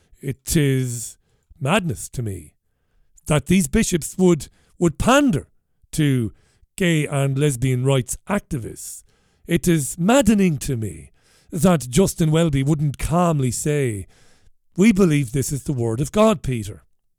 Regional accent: Ireland; And these are the things that I noticed growing up in Ireland that I didn't like, that I thought were bizarre.

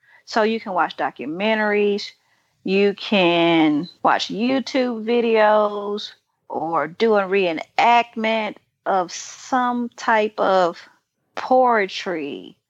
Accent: Hinds County, Mississippi, United States; I'm originally from Hinds County, Mississippi

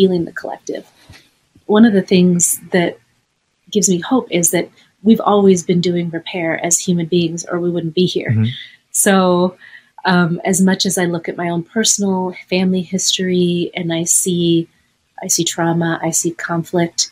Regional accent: Los Angeles, California, United States; also born or lived in Chicago; growing up in Los Angeles

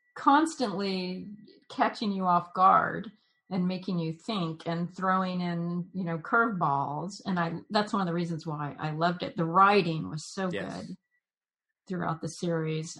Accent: Jacksonville, Florida, United States; I grew up in Jacksonville

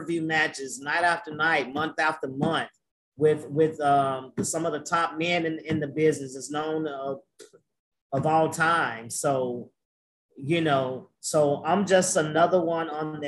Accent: the South, United States; I'm from the South, bro. I'm from the South

